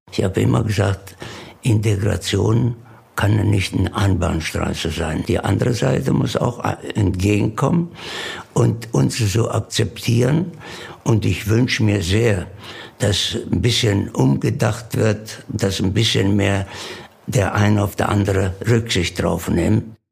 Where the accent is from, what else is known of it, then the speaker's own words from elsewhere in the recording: Alberobello, Apulia, Italy; German is a second language; moved away as an adult; now in Bokensdorf, Germany; 18.10.37 geboren in Alberobello, Süditalien und äh, bin hier nach Deutschland, nach Burgensdorf gekommen, 1958 als Landarbeiter.